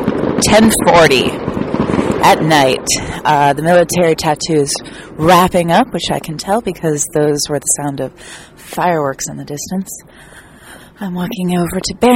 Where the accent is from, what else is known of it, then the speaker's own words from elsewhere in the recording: United States; I'm an American comedian